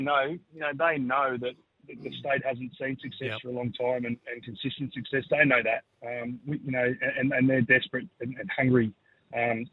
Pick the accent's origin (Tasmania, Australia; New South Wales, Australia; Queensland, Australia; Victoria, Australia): New South Wales, Australia; Sydney; now in Adelaide, Australia; I was born in Sydney